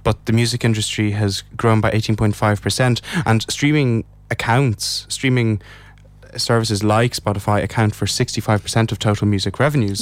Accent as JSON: {"language": "English", "country": "Ireland", "said": "as an Irish person"}